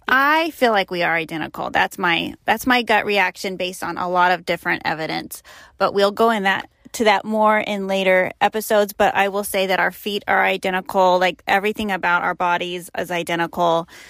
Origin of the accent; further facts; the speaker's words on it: Sacramento, California, United States; moved away as an adult; where we grew up in the Sacramento area